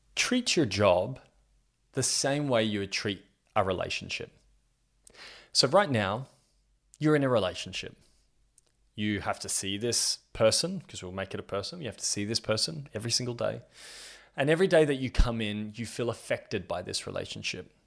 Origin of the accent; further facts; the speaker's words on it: Australia; I'm 32 years old and I'm from Australia